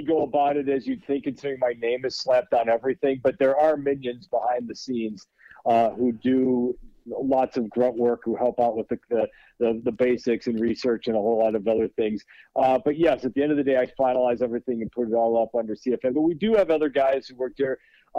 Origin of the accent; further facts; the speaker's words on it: Minneapolis, Minnesota, United States; also born or lived in Wisconsin; now in Chicago, United States; So I grew up in Minneapolis. He worked in the University of Minnesota. I went to Wisconsin because it got me in-state tuition with Minnesota. And then I live in Chicago.